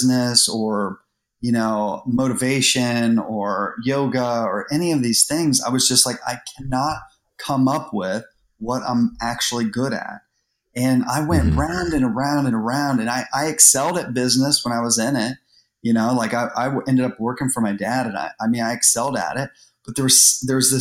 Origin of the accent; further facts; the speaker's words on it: Columbus, Ohio, United States; we moved to Columbus when I was maybe like 10 years old or 8 years old